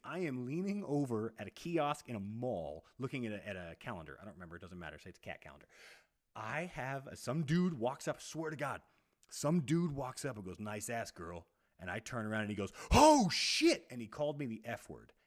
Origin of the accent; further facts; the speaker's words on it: Texas, United States; I'm I'm 10 years older than you and I grew up in Texas.